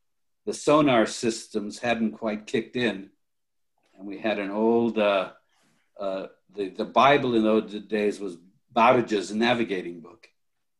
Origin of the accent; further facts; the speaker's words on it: Los Angeles, California, United States; moved away as an adult; also born or lived in Japan; now in Sonoma Valley, United States; I actually grew up in the Hollywood area and attended Hollywood High School